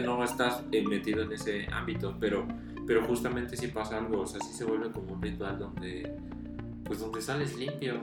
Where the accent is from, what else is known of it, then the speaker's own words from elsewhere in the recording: Mexico City, Mexico; el lugar donde, de donde soy, donde viví casi toda mi vida, pues en realidad vivo afuera de la ciudad